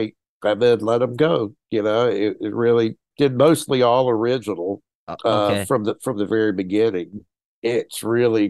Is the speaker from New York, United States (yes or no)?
no; Panama City, Florida, United States; Born and raised in Panama City